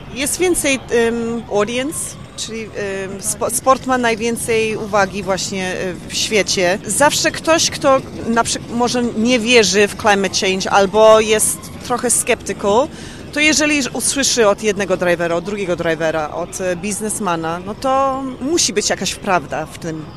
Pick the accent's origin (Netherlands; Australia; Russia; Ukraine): Australia; also born or lived in London, United Kingdom; now in Warsaw, Poland; w Australii, tam gdzie skąd pochodzę